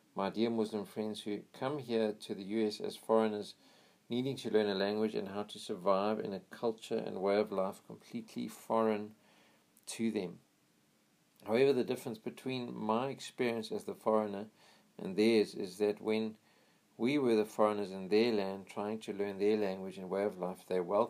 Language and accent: English; United States; I'm American. I'm proud to be an American